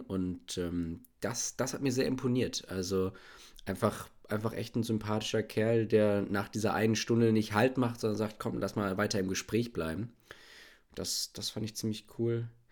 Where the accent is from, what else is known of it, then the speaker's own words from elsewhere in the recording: Bielefeld, North Rhine-Westphalia, Germany; now in Berlin, Germany; ich bin aus Bielefeld, lebe in Berlin